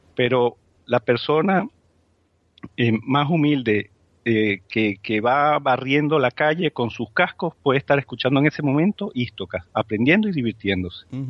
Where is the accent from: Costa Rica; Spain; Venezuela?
Spain; nuestra autoestima como, como, como españoles